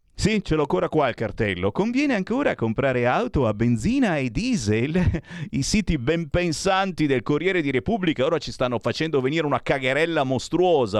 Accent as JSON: {"language": "Italian", "country": "Italy"}